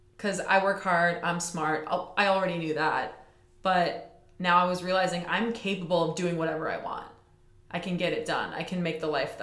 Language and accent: English; Waukesha, Wisconsin, United States; I'm from Waukesha, which is only 20 miles outside of Milwaukee